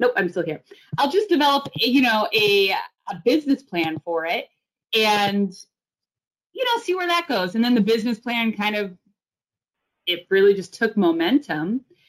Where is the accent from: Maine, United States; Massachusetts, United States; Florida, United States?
Massachusetts, United States; Cambridge; now in Los Angeles, United States; Yeah, so I'm originally from Boston. I'm a Cambridge girl, born and raised, and I moved to Los Angeles about 3 or 4 years ago, so I'm pretty new Angeleno.